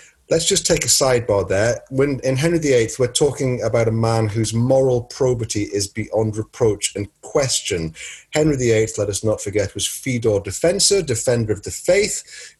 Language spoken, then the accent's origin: English; United Kingdom; because we're British and everything is basically a footnote to the Victorian period in our country